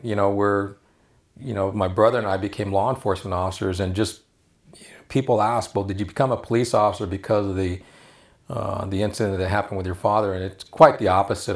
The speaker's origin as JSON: {"language": "English", "town": "Los Angeles", "region": "California", "country": "United States", "tie": "born or raised there", "said": "We, we grew up in El Sereno"}